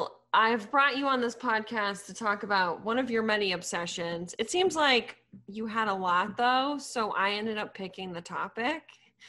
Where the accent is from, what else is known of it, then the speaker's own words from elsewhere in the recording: Sudbury, Massachusetts, United States; I'm from Sudbury, Massachusetts.